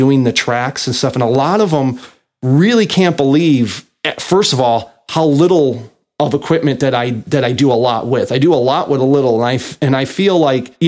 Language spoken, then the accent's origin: English; Chicago, Illinois, United States; moved away; also born or lived in Meridian, Mississippi; I was born and raised in Chicago